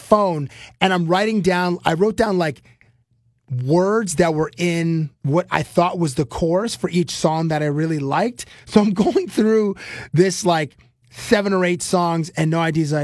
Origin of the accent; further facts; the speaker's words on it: Toronto, Ontario, Canada; I'm a kid from Toronto